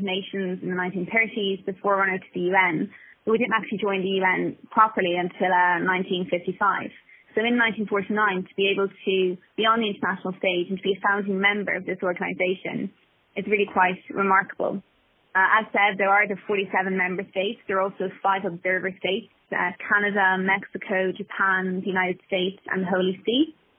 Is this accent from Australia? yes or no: no; Ireland; as Irish people